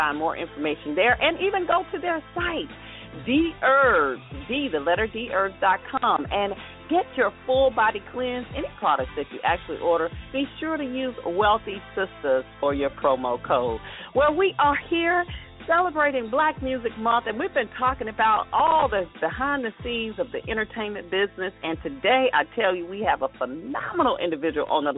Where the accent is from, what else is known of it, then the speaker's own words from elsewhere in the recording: Atlanta, Georgia, United States; my native city of Atlanta